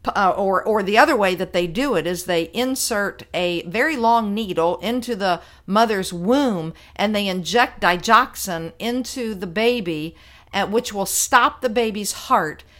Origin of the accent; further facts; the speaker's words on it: Virginia, United States; my home state of Virginia